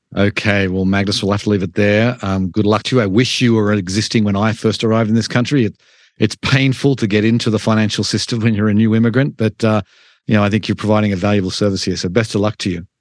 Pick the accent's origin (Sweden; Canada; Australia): Australia; now in United States; I'm an immigrant from Australia